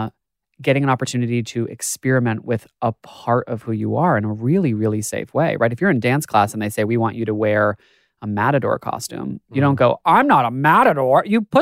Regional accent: United States; moved away; I grew up in the States

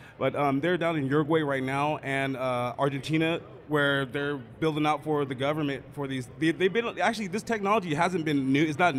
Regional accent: Emerald Triangle, California, United States; also born or lived in Santa Rosa, Sonoma County; I'm from the Emerald Triangle. I live up in Santa Rosa and Sonoma County

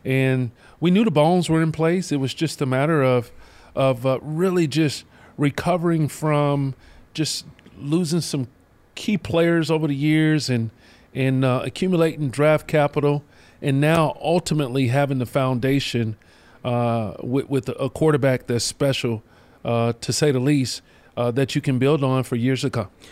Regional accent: Charlotte, North Carolina, United States; from my hometown, you know, Mallet Creek High School, Charlotte, North Carolina

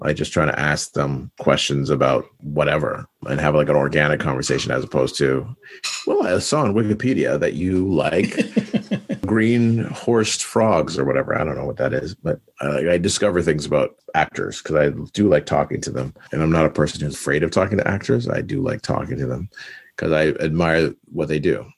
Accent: Canada; We're from Canada

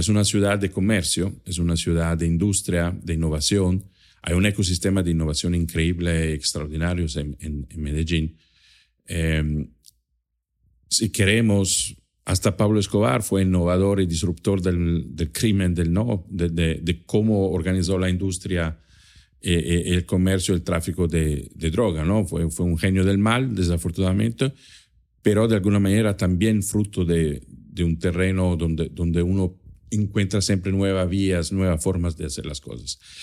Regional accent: Trento, Trentino-Alto Adige, Italy; first language German and Italian; Spanish is a second language; moved away; yo nací en Italia, en el norte de Italia, en una zona de, de límite entre Italia y Austria

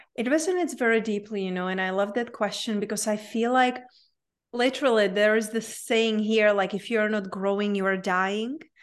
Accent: Czechia; English is a second language; moved away; I grew up in a very small town in Czech Republic, hence my unpronounceable name and my accent.

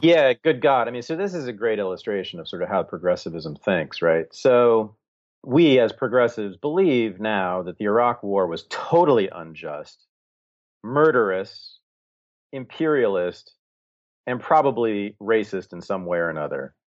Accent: Berkeley, California, United States; I was born and raised in Berkeley, California, in the sixties, seventies, and eighties

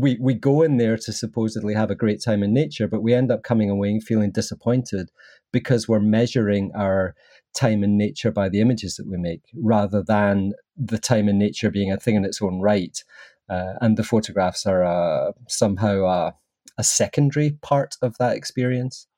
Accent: Southern Highlands of Scotland, United Kingdom; accent: Scottish; I was brought up in the sort of Southern Highlands of Scotland

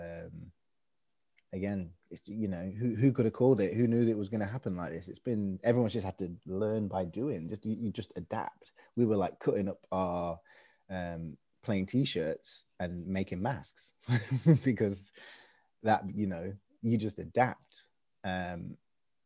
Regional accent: Swadlincote, East Midlands, United Kingdom; I'm from a small village, I guess. In Derbyshire, Midlands, East Midlands, called Swadlincote

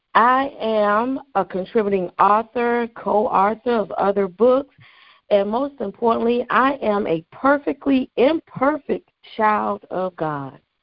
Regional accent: the Carolinas, United States; moved away; I am originally from the Carolinas.

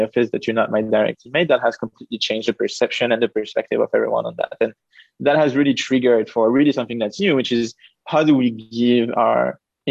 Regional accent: Paris, Île-de-France, France; moved away; also born or lived in United Kingdom / Israel / United States; I'm originally from France. I lived and grew up in Paris, but then I moved to the UK, to Israel, to the US, to like lots of different countries.

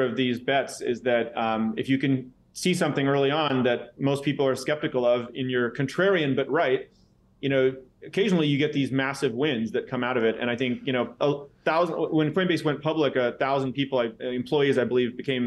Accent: San Jose, California, United States; I was born in San Jose, California, in Silicon Valley.

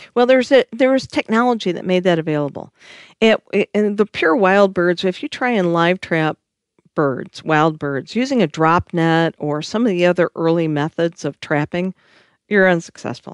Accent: Michigan, United States; I am from Michigan.

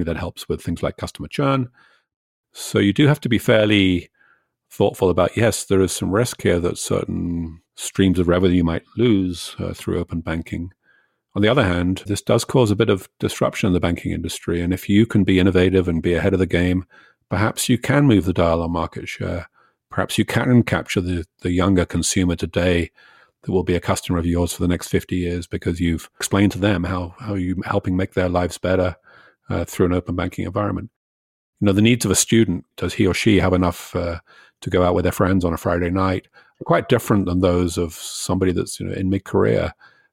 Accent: Canada; as a Canadian

